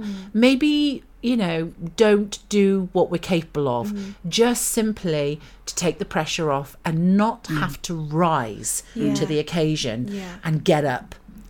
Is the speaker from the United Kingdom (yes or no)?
yes; United Kingdom; we're British.